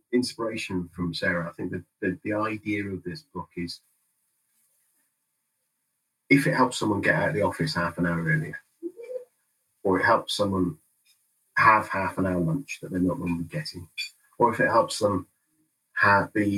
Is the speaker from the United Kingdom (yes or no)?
yes; United Kingdom; I'm British